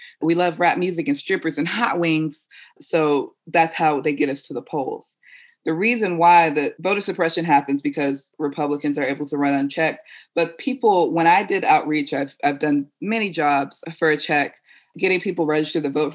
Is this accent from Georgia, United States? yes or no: yes; Atlanta, Georgia, United States; I'm from Atlanta